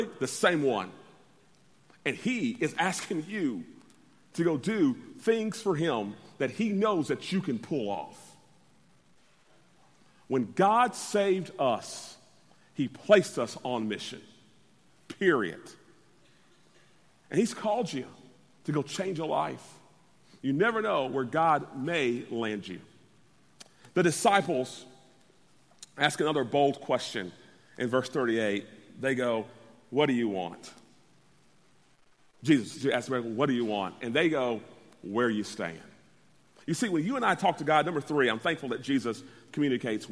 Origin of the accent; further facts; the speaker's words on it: Orlando, Florida, United States; moved away; growing up in Orlando, Florida, not having much